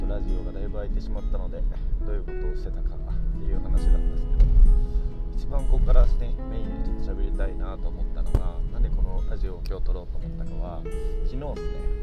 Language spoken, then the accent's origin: Japanese; Morioka, Iwate, Japan; now in Yosano, Japan; 岩手盛岡出身